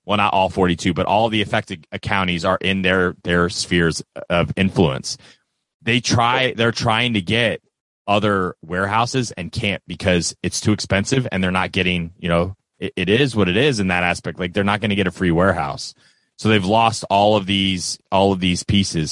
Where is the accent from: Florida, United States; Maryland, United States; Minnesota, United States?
Florida, United States; now in Kentucky, United States; I'm from Florida. I do live in Kentucky. I've lived in Kentucky for a long time